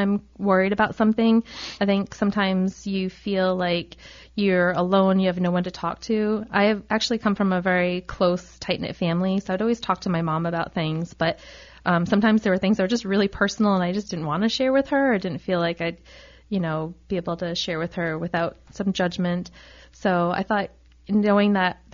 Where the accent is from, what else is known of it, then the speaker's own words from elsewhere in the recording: Rhode Island, United States; I'm actually from Rhode Island. I went to our state school, the University of Rhode Island. You know, as a Rhode Islander